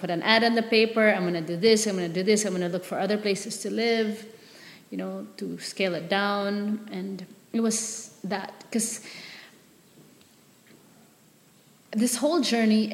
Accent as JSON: {"language": "English", "town": "Manila", "region": "Metro Manila", "country": "Philippines", "tie": "born or raised there", "also_born_or_lived": "San Francisco / Palawan", "moved": "as an adult", "said": "I grew up in Manila, so very sheltered."}